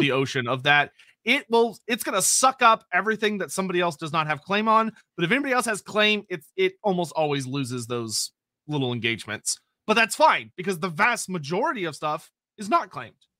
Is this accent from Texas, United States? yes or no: yes; Texas, United States; I'm Texan